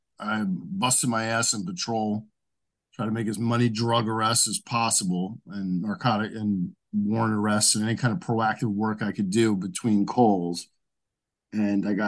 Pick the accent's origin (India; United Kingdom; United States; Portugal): United States; Edison, New Jersey; I'm from New Jersey, and I'm still here. Yeah, I grew up in Edison on the border of Woodbridge